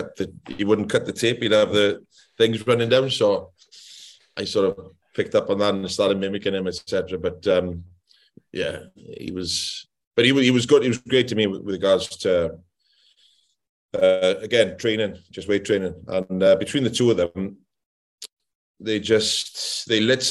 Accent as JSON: {"language": "English", "area": "Anglesey", "region": "Wales", "country": "United Kingdom", "also_born_or_lived": "Rhondda Valley", "moved": "as an adult", "said": "North Wales, I'm from Anglesey, the island, and Anglesey is a very Welsh-speaking region in Wales"}